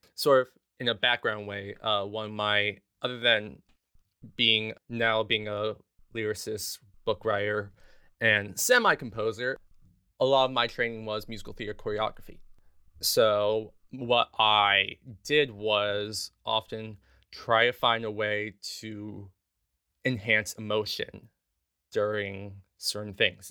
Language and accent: English; Los Angeles, California, United States; moved away as an adult; also born or lived in Houston, Texas; now in New York City, United States; I was born in Houston, Texas, but I primarily grew up in Los Angeles, California, in the San Fernando Valley, a little town called Van Nuys. Um, so from, like, two to eighteen, I was living there